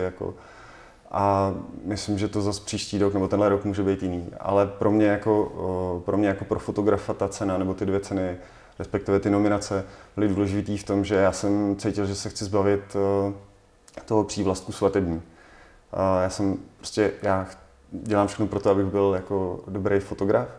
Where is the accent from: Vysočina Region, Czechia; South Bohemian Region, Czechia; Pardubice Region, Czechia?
Pardubice Region, Czechia; Litomyšl; protože jsem z Litomyšle